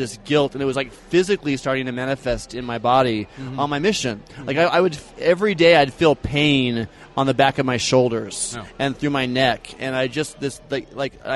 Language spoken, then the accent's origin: English; Eugene, Oregon, United States; moved away as an adult; now in Utah, United States; I grew up in Oregon, actually. But this is my home. I feel like I am a Utahn